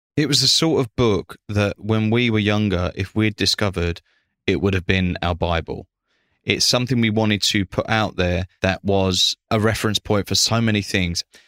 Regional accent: Essex, East of England, United Kingdom; I come from Essex working class family

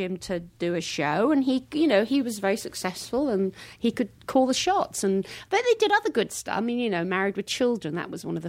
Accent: Hackbridge, London, United Kingdom; I mean, I came from Hackbridge. I had a fish and chip shop and a sewer works where I grew up.

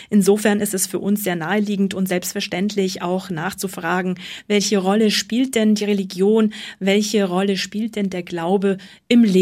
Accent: Bavaria, Germany; Also ich bin Oberbayer.

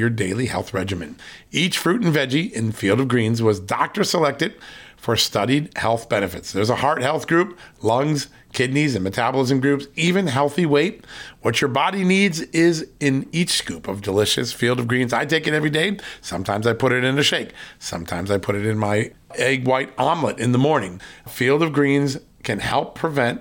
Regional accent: Virginia, United States; my home state of Virginia

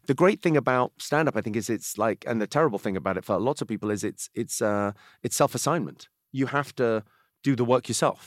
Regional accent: Slough, South East England, United Kingdom; I grew up in Slough where The Office is set.

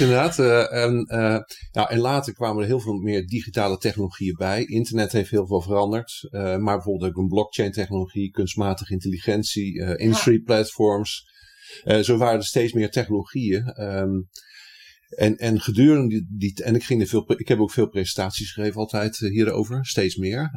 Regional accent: Rotterdam, South Holland, Netherlands; ik ben Rotterdammer.

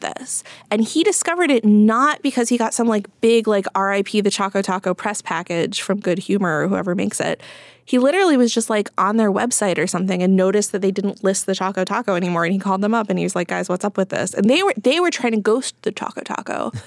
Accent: Midwest, United States; now in East Coast, United States; I am a Midwesterner who now lives in the East Coast

